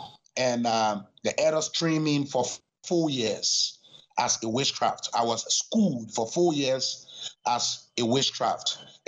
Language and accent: English; Liberia; Well, my father was supposed to be the priest from the Kran tribe. I am from the sect of the Kran tribe called Chukong.